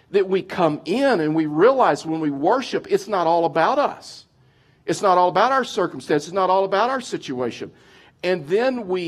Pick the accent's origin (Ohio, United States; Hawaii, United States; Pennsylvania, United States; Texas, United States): Texas, United States; now in Colorado, United States; I've been in Colorado, moved from Texas. You probably didn't realize that. I've lost my accent or working on it.